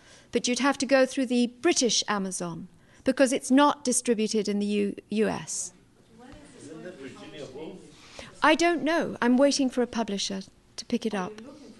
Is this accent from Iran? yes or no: yes; Iran; But I can never deny the fact that I come from Iran. It's deeply embedded in me.